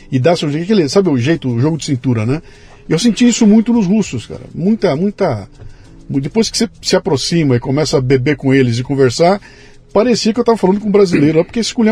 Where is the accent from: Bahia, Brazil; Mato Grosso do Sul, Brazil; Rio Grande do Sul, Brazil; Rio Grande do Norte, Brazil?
Bahia, Brazil; Ah, eu sou da Bahia.